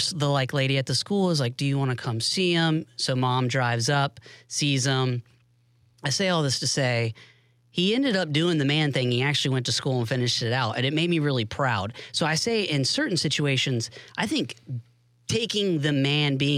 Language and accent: English; Tallahassee, Florida, United States; moved away as an adult; also born or lived in Pensacola, Florida / Jacksonville, Florida / Washington DC; Born in Pensacola, raised in Tallahassee